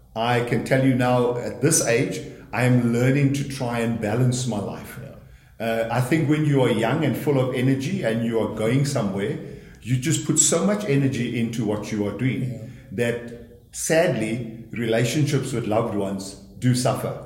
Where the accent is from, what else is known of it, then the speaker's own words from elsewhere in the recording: KwaZulu-Natal, South Africa; moved away; I come from KwaZulu Natal originally, grew up in a very large family of eight children